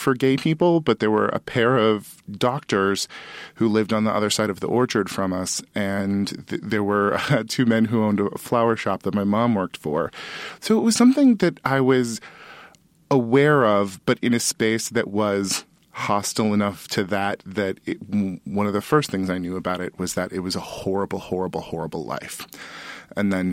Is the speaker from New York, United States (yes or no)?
no; Sutter County, California, United States; I'm from Sutter County, California